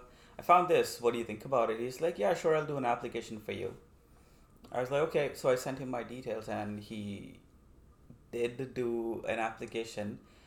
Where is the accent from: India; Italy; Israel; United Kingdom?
India; moved away as an adult; now in Vancouver, Canada; I'm from India, that's right.